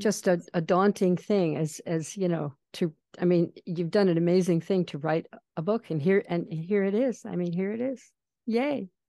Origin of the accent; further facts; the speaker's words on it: East Coast, United States; moved away; I grew up sailing on the East Coast